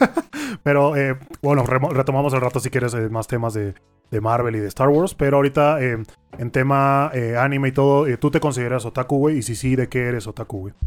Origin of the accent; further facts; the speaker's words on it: Mexico; como mexicano